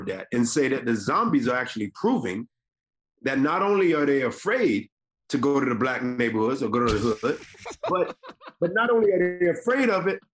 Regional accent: Decatur, Georgia, United States; I grew up in the deck. I grew up in Decatur

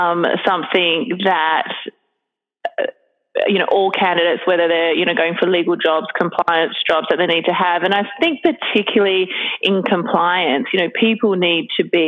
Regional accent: Australia; moved away as an adult; also born or lived in Hong Kong / Sydney; now in Singapore; I'm originally from Australia

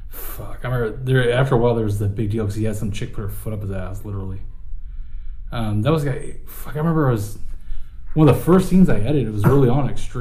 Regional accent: Ventura, California, United States; I grew up in Ventura.

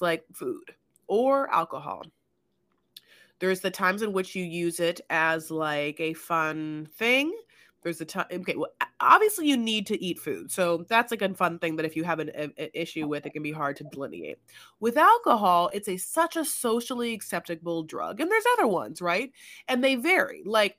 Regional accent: Newport Beach, California, United States; now in Los Angeles, United States; I grew up in Newport

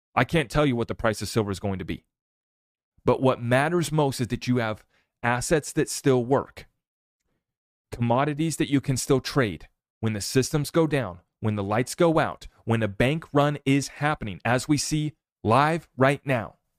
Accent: United States; as an American

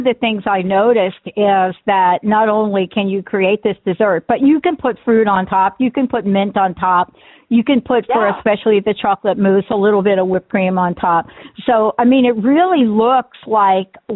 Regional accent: East Coast, United States; now in Seattle, United States; growing up on the East Coast

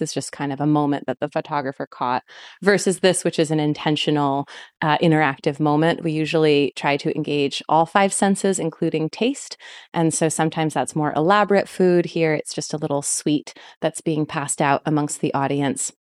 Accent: East Coast, United States; moved away; I grew up on the East Coast

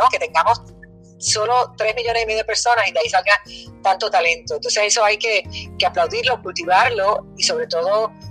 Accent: Puerto Rico; No somos ciudadanos de segunda categoría, sino ciudadanos americanos que estamos en todos nuestros derechos de recibir igualdad de eh, ayuda cuando pasan cosas como esas

